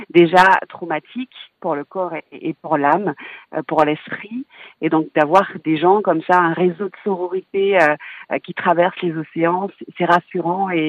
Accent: Martinique; J'ai eu un cancer du sein et euh, je suis originaire de la Martinique.

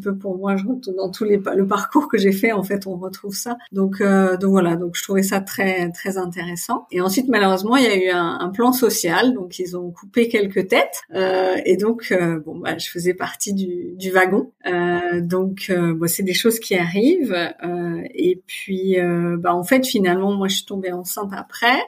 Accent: Paris region, near Versailles, Île-de-France, France; moved away as an adult; also born or lived in Haute-Savoie / Voisins-le-Bretonneux / Le Chesnay / England; now in Germany; je suis née en Haute-Savoie parce que mon père travaillait pour pour une boîte de, ski et de produits de ski. Euh, et puis ensuite, il a été muté à Paris. Donc en fait, j'ai grandi en région parisienne. Euh, près de Versailles

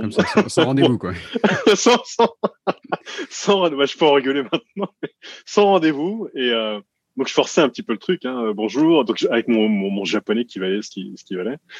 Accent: France; now in Japan; en tant que Français ici, je passe, je passe pour un Américain

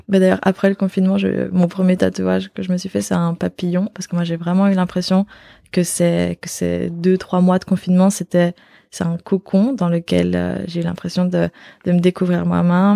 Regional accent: Belgium; moved away as an adult; also born or lived in Australia; now in Barcelona, Spain; je suis belge d'origine, mais ça fait bientôt 5 ans que j'habite plus en Belgique

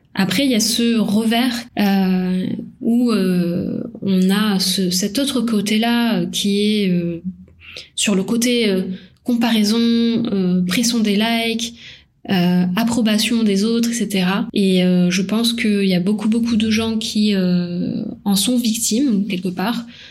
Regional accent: Paris, Île-de-France, France; moved away as an adult; also born or lived in Toulouse; À la base, j'étais de Paris.

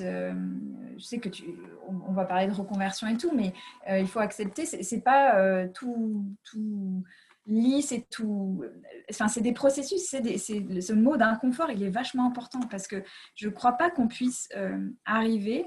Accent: United States; moved away; j'ai grandi aux États-Unis

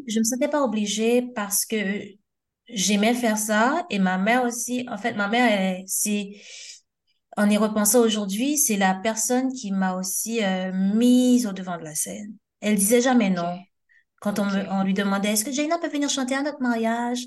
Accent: Port-au-Prince, Ouest, Haiti; now in France; j'ai grandi et, euh, à Turgeot à Oturjo, euh, dans, une, dans un quartier qu'on appelle la Grotte, Cité Gabriel.

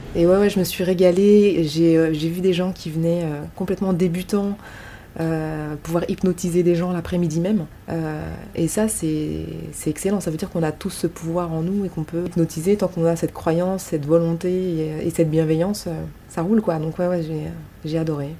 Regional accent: France; chez nous en France

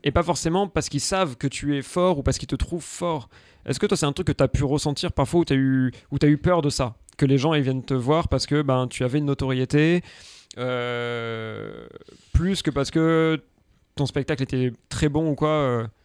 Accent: Aix-en-Provence, Provence-Alpes-Côte d'Azur, France; also born or lived in Paris; now in Marseille, France; je viens d'Aix

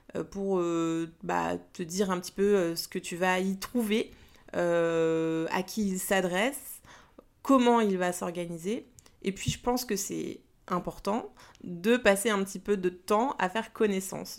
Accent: Paris, Île-de-France, France; Je suis née à Paris et pour l'instant je vis toujours en région parisienne

